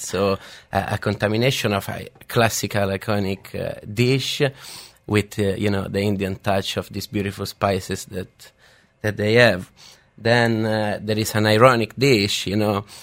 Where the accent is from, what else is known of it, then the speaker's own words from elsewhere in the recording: Rome, Lazio, Italy; moved away; I grew up in uh, in Rome. I came from Rome